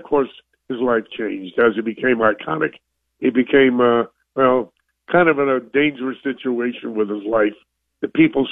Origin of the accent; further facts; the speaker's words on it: New York City, New York, United States; I'm a kid from New York. I'm a Brooklyn kid